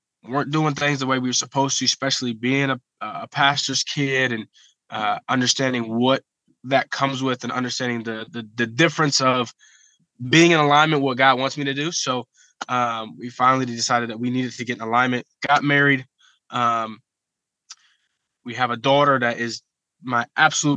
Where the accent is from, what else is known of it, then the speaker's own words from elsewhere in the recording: Columbus, Ohio, United States; I'm from Columbus, Ohio. I rep my city, love my city.